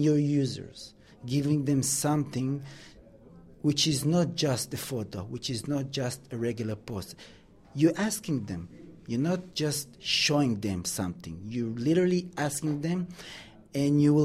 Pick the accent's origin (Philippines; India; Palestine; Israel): Israel; moved away as an adult; now in London, United Kingdom; Israel, with all due respect to my country